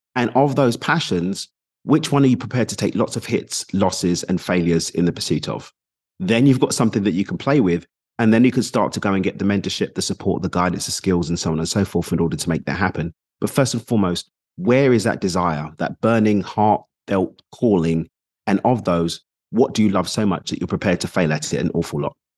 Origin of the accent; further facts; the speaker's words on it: London, United Kingdom; also born or lived in United Arab Emirates / Mexico; now in Dubai, United Arab Emirates; I'm from East London in the U K, currently in Dubai in the U A E.